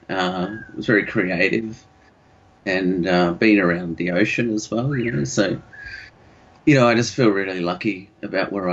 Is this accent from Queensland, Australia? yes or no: yes; Sunshine Coast, Queensland, Australia; also born or lived in Yandina / Noosa; growing up on the Sunshine Coast at that time